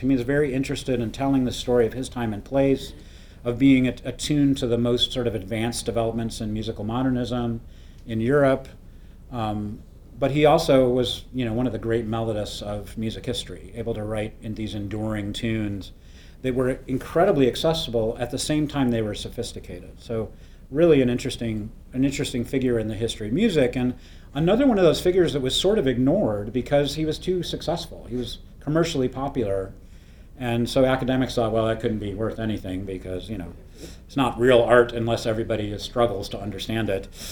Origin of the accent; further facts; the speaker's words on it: Ann Arbor, Michigan, United States; to be in my hometown at one of the you know great universities of the world